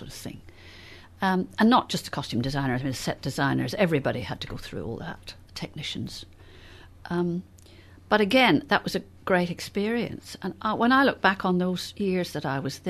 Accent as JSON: {"language": "English", "region": "Northern Ireland", "country": "United Kingdom", "said": "I came from Northern Ireland"}